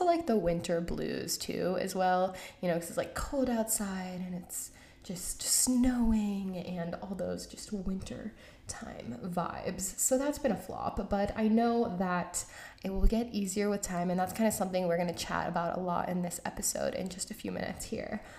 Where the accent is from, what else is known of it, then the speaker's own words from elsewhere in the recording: Georgia, United States; moved away; I am from Georgia, I'm from the South